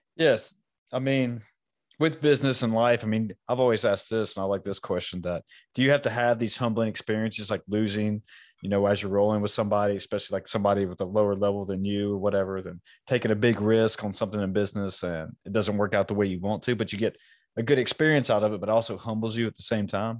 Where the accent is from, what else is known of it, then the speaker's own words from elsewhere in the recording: United States; I was born here in America